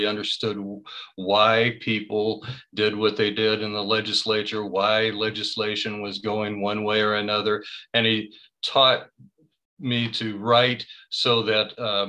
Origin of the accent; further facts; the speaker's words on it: Winchester, Illinois, United States; moved away as an adult; now in Chicago, United States; I grew up in a small town, had a great small town life.